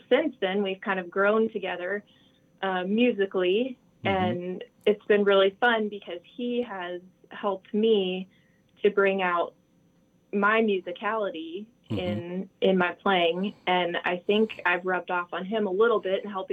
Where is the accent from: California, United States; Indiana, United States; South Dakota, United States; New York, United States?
South Dakota, United States; moved away; also born or lived in Baltimore; I'm originally from South Dakota.